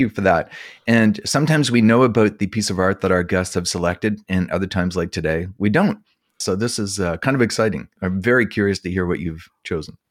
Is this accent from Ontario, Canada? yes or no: no; Summerside, Prince Edward Island, Canada; I grew up in Summerside